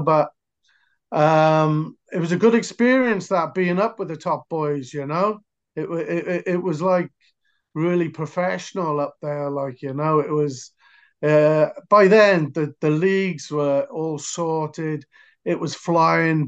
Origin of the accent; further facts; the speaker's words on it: near Cardiff, Wales, United Kingdom; I'm from Wales, near Cardiff